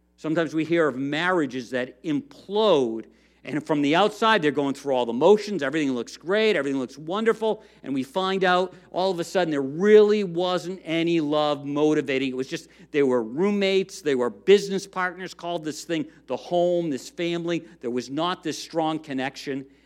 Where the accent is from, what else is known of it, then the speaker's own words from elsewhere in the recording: United States; as Americans, as American Christians